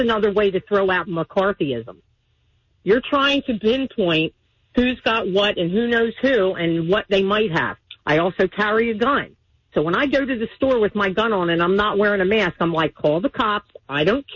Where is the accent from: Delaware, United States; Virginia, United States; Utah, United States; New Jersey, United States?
Delaware, United States; now in Maryland, United States; I'm from Delaware